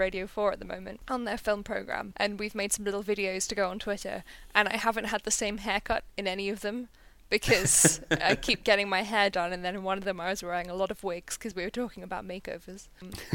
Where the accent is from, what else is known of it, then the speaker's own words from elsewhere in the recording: London, United Kingdom; I'm from London